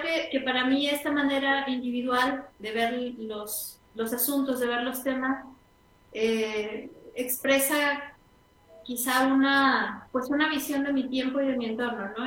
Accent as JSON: {"language": "Spanish", "region": "San Luis Potosí", "country": "Mexico", "also_born_or_lived": "Mexico City", "said": "nací en el DF, en el Distrito Federal, la ciudad más ah, Sí. Eh, y he ido y venido este, continuamente porque mi papá es de allá. Y, eh, pero San Luis es, digamos, mi casa"}